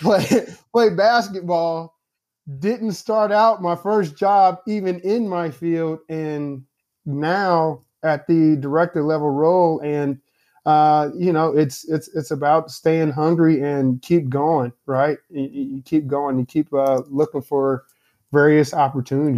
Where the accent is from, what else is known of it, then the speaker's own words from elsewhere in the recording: Indianapolis, Indiana, United States; now in St. Louis, United States; I'm from Indianapolis, Indiana, although I live in Saint Louis now. I'm originally from Indianapolis. I'm always gonna, uh, you know, give a shout out to the hometown.